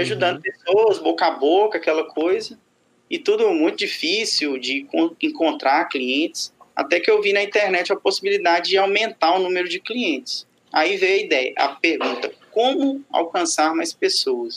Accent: Sete Lagoas, Minas Gerais, Brazil; Eu sou mineiro de Sete Lagoas.

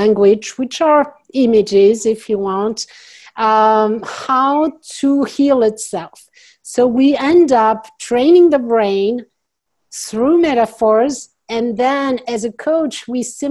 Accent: France; accent: French; English is a second language; now in United States; I'm French originally, so you hear my accent. Some people wonder, so I'm going to just say it. I am French, yes, but I live in the U.S. now

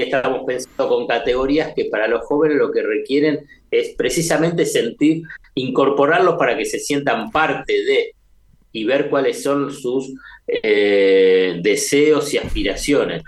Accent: Buenos Aires, Argentina; como porteño de la Ciudad de Buenos Aires

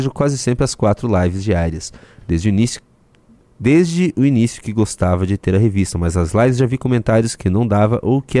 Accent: Paraná, Brazil; Eu sou do Paraná, com certeza serei muito menos impactado pelo prefeito de São Paulo.

